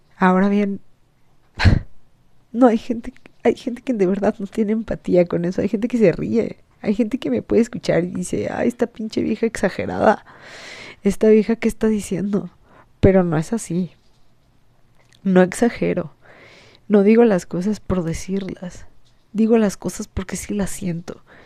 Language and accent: Spanish; Mexico; los mexicanos somos burlones